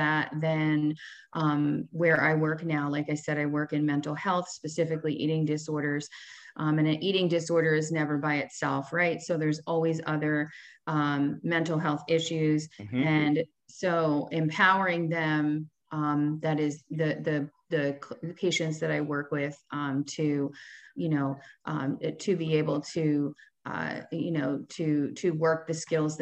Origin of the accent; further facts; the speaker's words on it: New Jersey, United States; I am from New Jersey, have always lived in New Jersey.